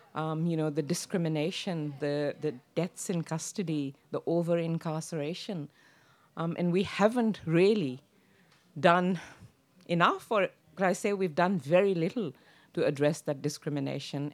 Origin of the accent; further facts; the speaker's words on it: Pakistan; now in Australia; I come from Pakistan